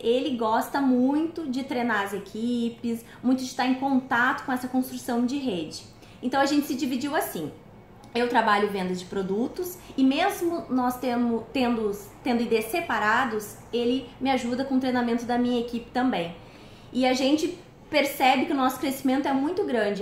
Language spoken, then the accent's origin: Portuguese; Rio Grande do Sul, Brazil; moved away as an adult; now in Rio de Janeiro, Brazil; eu sou gaúcha e moro há um ano e meio aqui no Rio de Janeiro.